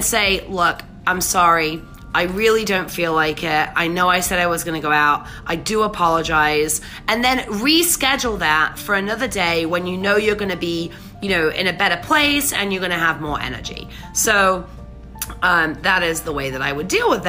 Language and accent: English; England, United Kingdom; moved away; I'm English, right? So you know, when I say the tube, I mean I used to ride the tube.